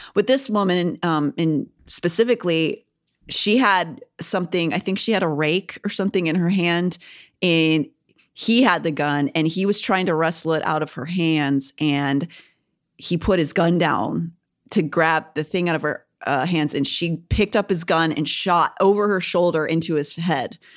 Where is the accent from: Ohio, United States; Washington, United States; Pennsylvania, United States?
Pennsylvania, United States; Kennywood; my hometown has one called Kennywood